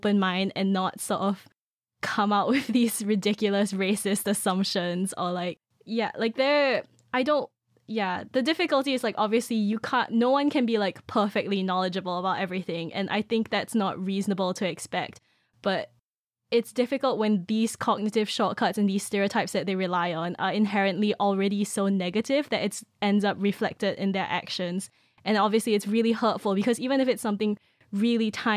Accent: Singapore; moved away as an adult; now in United Kingdom; I'm from Singapore

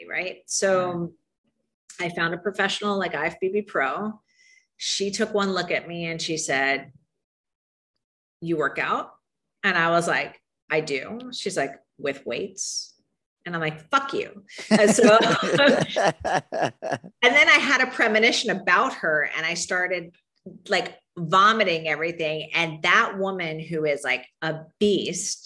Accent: Miami, Florida, United States; now in Chicago, United States; I grew up in Miami

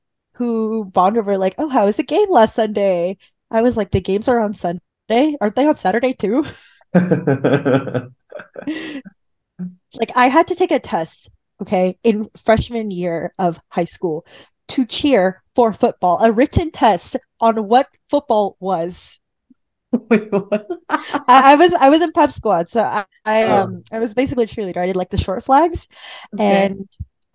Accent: California, United States; moved away as an adult; also born or lived in Illinois / Texas; I'm from California

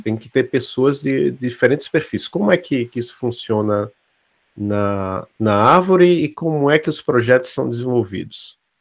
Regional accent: Maceió, Alagoas, Brazil; eu sou de Maceió

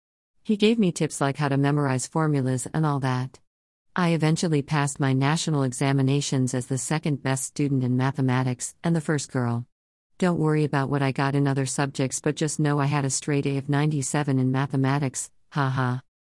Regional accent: Kenya; I am from Kenya.

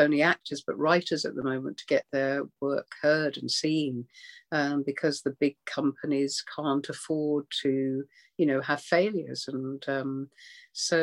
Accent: Birmingham, West Midlands, United Kingdom; moved away; I grew up in Birmingham to begin with. And then we moved out to a small town

